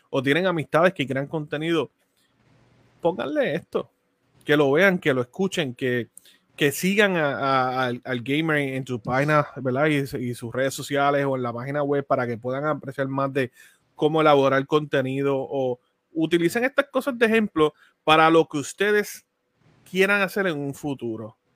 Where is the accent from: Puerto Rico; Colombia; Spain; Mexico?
Puerto Rico; Y como digo, como puertorriqueño, ¿verdad? Dentro de la comunidad latina, así que te damos las gracias.